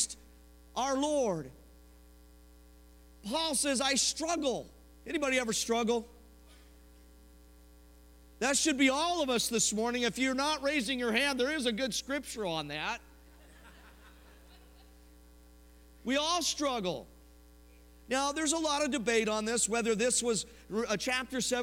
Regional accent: Denver, Colorado, United States; moved away; I'm from Denver

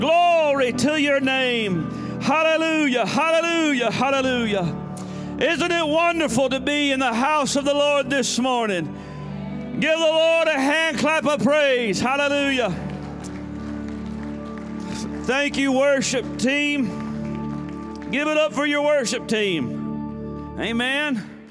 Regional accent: Tennessee, United States; moved away; also born or lived in Tahlequah, Oklahoma / Texas; So I was born in Tahlequah, Oklahoma, so I'm a Okie. I grew up in Tennessee

